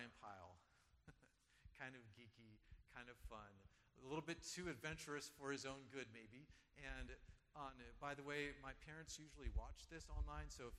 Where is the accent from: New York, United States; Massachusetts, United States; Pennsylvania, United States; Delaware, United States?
Delaware, United States; also born or lived in Guam; where I grew up in Delaware